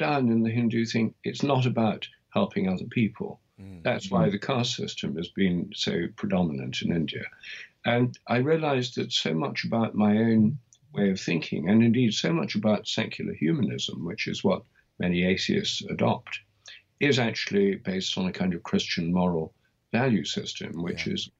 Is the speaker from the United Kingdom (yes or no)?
yes; England, United Kingdom; I'm English.